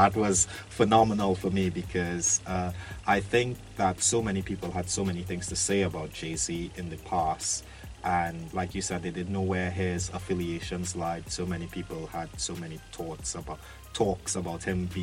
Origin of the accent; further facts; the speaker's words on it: Trinidad & Tobago; now in London, United Kingdom; I'm from Trinidad in the Caribbean.